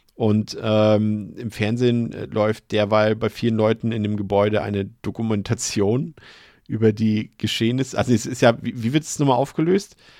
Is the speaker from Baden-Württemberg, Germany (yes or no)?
no; Hamburg, Germany; als Hamburger